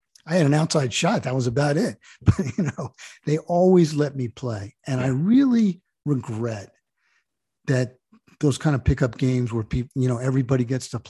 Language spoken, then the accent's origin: English; Jersey Shore, New Jersey, United States; I grew up in the Jersey Shore.